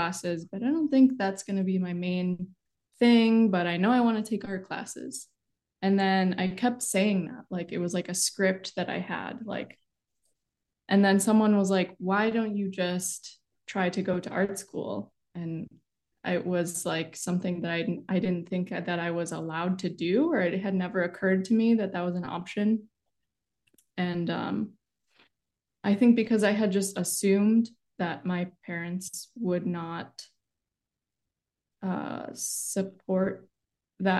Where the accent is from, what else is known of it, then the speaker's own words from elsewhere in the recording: Chicago, Illinois, United States; I was born and raised in Chicago